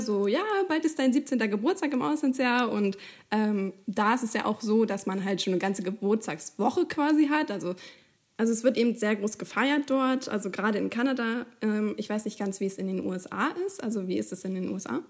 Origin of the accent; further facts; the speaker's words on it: Germany; wir kommen ja beide offensichtlich aus Deutschland